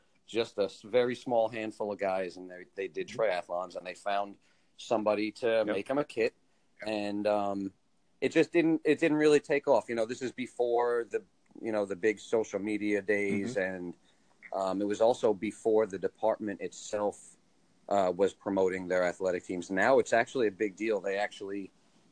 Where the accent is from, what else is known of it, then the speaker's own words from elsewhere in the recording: Long Island, New York, United States; we're all from Long Island, between Nassau and Suffolk County